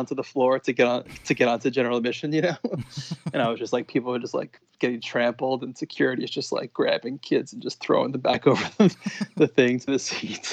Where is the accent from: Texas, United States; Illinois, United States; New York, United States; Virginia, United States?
New York, United States; Long Island; I grew up on Long Island in New York